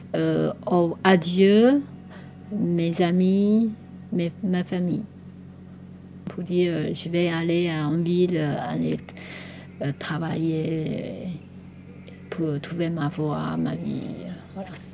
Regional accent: Taiwan; born or raised there; first language Taiwanese Hokkien; French is a second language; moved away as an adult; also born or lived in France; now in Poitiers, France

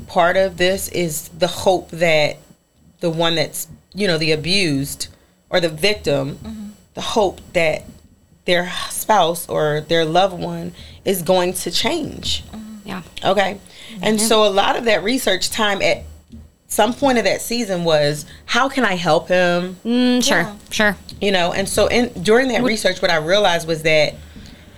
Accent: Philadelphia, Pennsylvania, United States; moved away; I'm from Philadelphia. We would sit on the stoop.

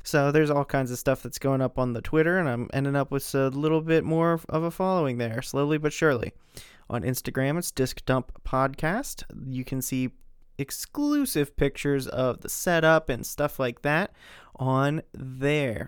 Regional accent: Pennsylvania, United States; we're from Pennsylvania, in a very close proximity to, uh, Gettysburg

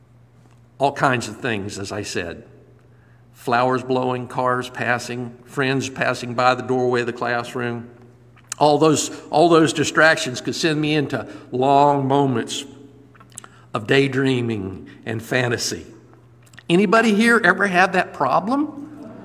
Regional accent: Lakeland, Florida, United States; also born or lived in Indiana / Ohio; they moved when I was just 3 years old. And so I grew up on the west side of Lakeland and attended my schooling all the way through college

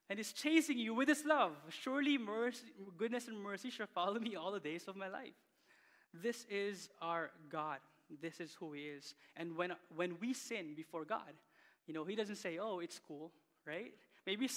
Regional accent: Philippines; now in Canada; growing up in the Philippines

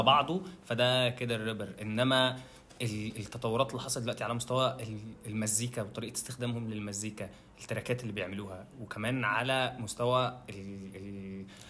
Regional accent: Egypt; عندنا في مصر

